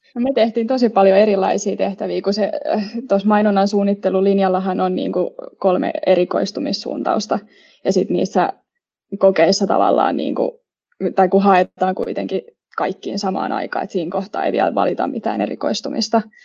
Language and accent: Finnish; Espoo, Uusimaa, Finland; moved away as an adult; now in Turku, Finland; Espoosta olen kotoisin ja tänne Turkuun olen eksynyt nyt opintojen perässä.